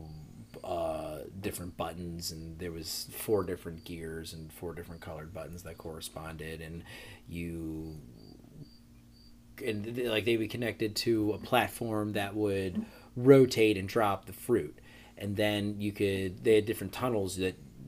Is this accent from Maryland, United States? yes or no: yes; Arnold, Maryland, United States; I've always kind of affiliated more with being a Baltimore kid, but I grew up in Arnold